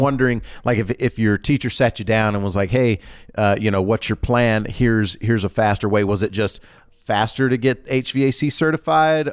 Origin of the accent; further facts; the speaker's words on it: Georgia, United States; moved away; I grew up in Georgia